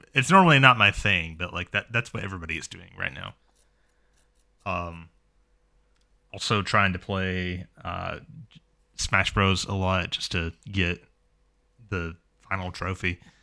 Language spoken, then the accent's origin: English; United States; also born or lived in Florida; I am an American. I live in Florida